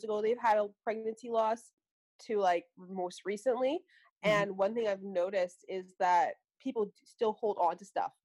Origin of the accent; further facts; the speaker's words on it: Vancouver, British Columbia, Canada; I'm from Vancouver, Canada